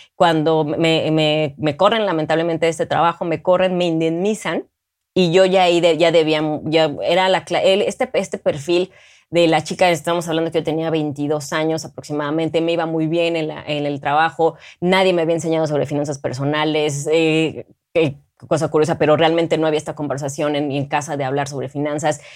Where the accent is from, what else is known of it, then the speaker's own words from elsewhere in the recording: Mexico; represento a México siendo una gran ciudadana